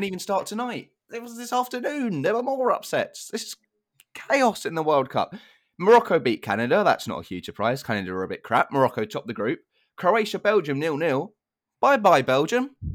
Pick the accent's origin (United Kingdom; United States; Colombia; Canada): United Kingdom; England; as an English fan